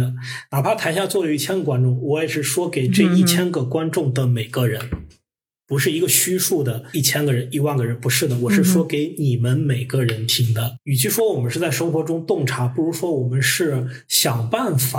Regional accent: Henan, China; 你说河南人偷井盖我们作为河南人，我们知道我们不是那样的，我们也多次跟大家打成一片。

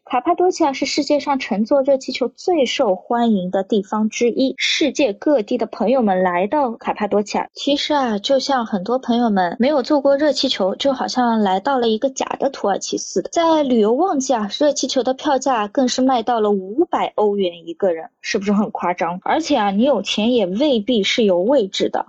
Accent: China; 我们中国人

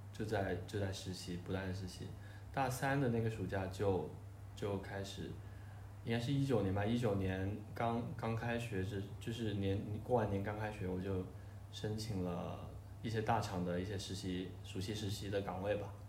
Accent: Shenzhen, Guangdong, China; 我小时候是在深圳嘛

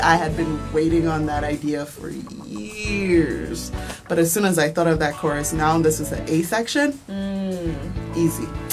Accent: Nigeria; moved away; I'm originally from Nigeria

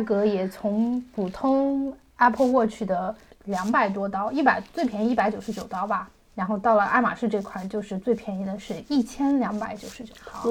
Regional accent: China; 我们中国人

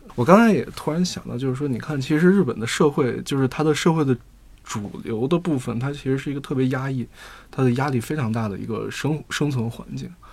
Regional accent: Beijing, China; 作为北京人

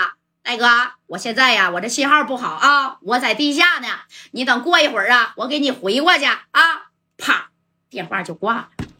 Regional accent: Northeast China, China; accent: Northeastern Mandarin; 俺们东北话来说，纯铁哥们啊。

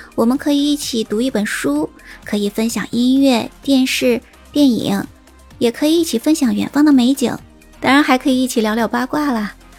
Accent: Shaanxi, China; 我是一直生长在陕西的，当然算是北方人了

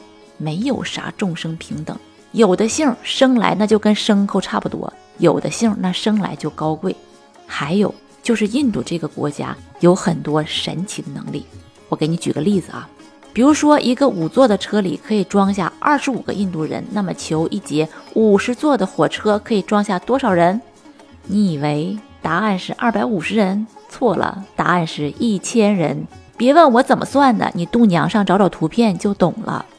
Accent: Northeast China, China; 咱们东北人管这样的人叫啥呢？

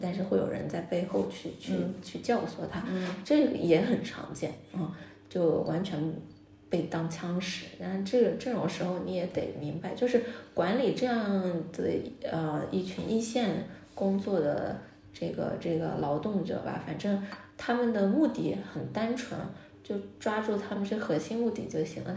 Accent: Jiangsu, China; now in Beijing, China; 我是江苏人

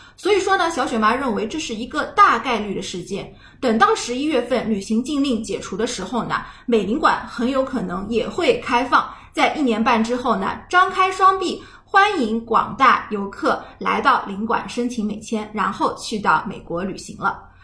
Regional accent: China; 我们中国人

